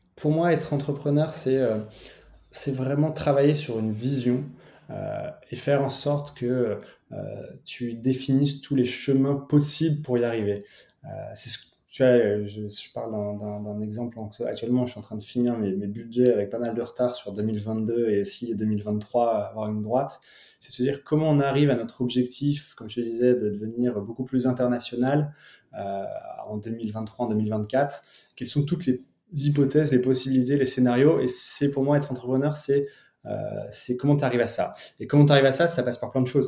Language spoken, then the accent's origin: French; Picardy, Hauts-de-France, France; je viens de Picardie